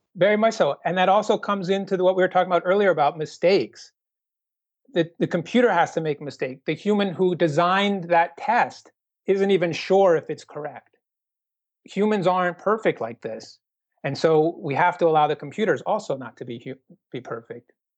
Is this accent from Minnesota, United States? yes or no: yes; Minnesota, United States; also born or lived in Sydney, Australia; Minnesota because that's my home state